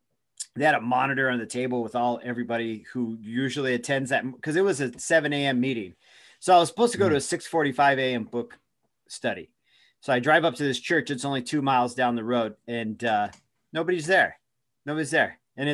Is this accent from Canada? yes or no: no; Eugene, Oregon, United States; now in Tucson, United States; I'm from Eugene. I moved here from Eugene, Oregon.